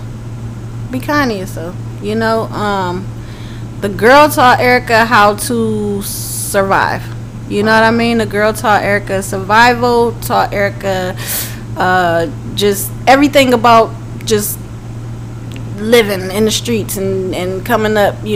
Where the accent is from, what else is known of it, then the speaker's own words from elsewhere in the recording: Cleveland, Ohio, United States; moved away as an adult; now in Atlanta, United States; born and raised in Cleveland, Ohio. Came out to Atlanta